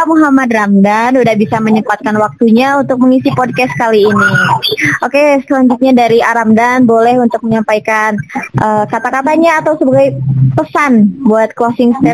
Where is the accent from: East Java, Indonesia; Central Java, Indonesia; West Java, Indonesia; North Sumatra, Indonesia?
West Java, Indonesia; Kuningan; kita sebagai orang Kuningan harus mengetahui itu ya Ayah.